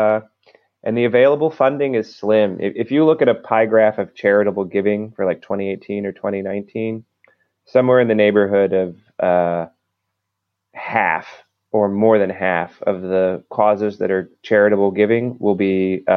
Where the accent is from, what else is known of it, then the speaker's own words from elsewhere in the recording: Maryland, United States; I'm from Maryland